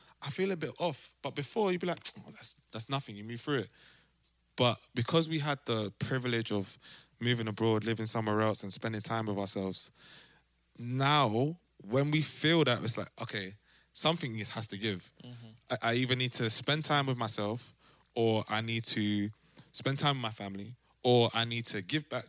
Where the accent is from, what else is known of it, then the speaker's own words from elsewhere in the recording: London, United Kingdom; moved away as an adult; now in Amsterdam, Netherlands; growing up in South and like from maybe 10, the age that you start to travel to school by yourself to the age that you have your own car